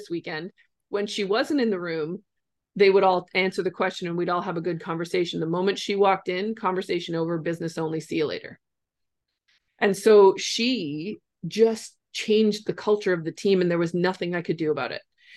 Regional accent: Ontario, Canada; I'm from Ontario and Canada

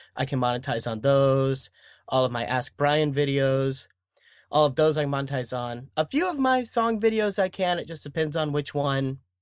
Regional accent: Dallas, Texas, United States; I was born and raised in Dallas, Texas

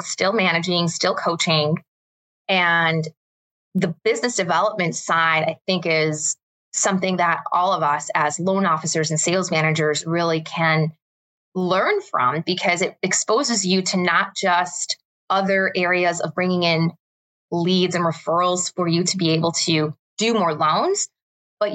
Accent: Chicago, Illinois, United States; I am originally from Chicago, born and raised

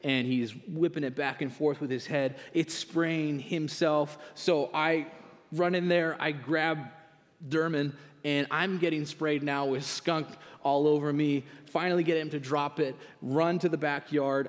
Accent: Canada; moved away as an adult; now in United States; I'm a proud Canadian

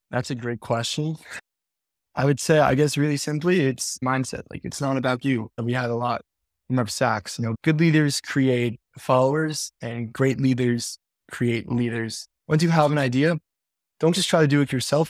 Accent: Five Towns, New York, United States; I'm from the Five Towns.

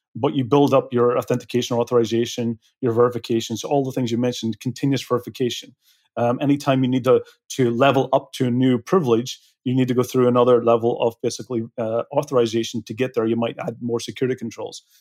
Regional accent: Belfast, Northern Ireland, United Kingdom; moved away; I'm originally from Belfast

